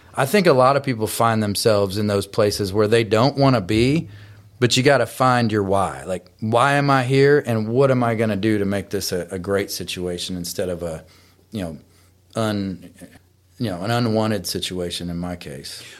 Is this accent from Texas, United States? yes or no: yes; Texas, United States; now in Columbia, United States; I'm originally from Texas and ended up in Tennessee because of my wife